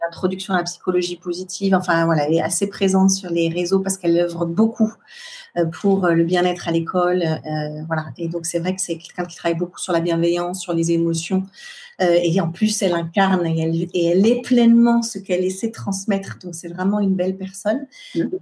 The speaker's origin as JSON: {"language": "French", "country": "France", "said": "Chez nous en France"}